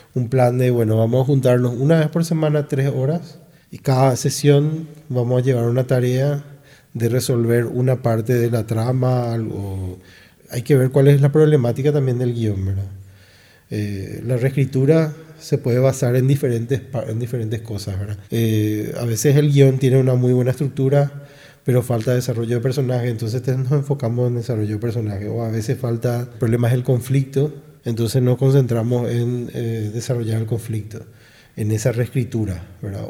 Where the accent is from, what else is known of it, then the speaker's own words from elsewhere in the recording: Ciudad del Este, Alto Paraná, Paraguay; yo me crié, yo tuve mi infancia en Ciudad del Este